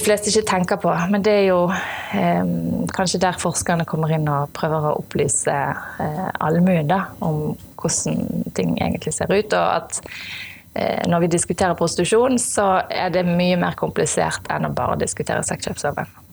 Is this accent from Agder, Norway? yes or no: no; Askøy, Vestland, Norway; jeg født og oppvokst på Askøy